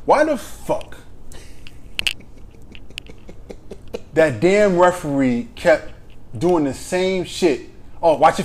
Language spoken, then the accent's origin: English; New York City, New York, United States; I'm from New York